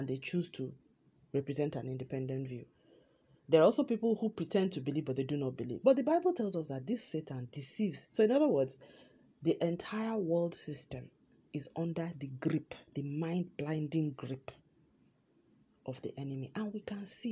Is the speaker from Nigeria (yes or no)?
yes; Nigeria; moved away; my home country, Nigeria